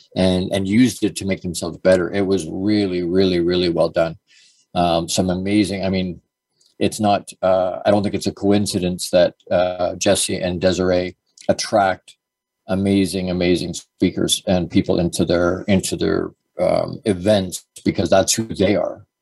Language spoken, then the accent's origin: English; Dorchester, Ontario, Canada; also born or lived in Toronto, Canada; I was born in Toronto, actually, uh, and then we moved to Dorchester. But at a really, really young age